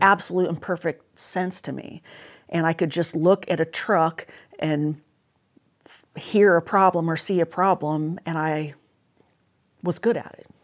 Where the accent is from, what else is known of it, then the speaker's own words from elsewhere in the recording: Salem, Oregon, United States; I was born and raised in Salem, Oregon